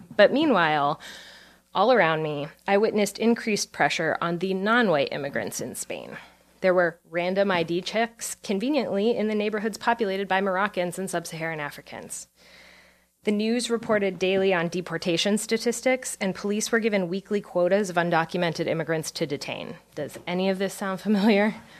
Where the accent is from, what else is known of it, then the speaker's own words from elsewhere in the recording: Pennsylvania coal country, United States; moved away; I was born in Pennsylvania coal country